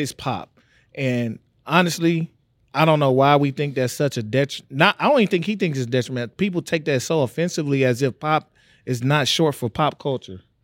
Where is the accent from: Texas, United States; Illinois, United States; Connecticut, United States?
Texas, United States; Tyler; I'm from Tyler, Texas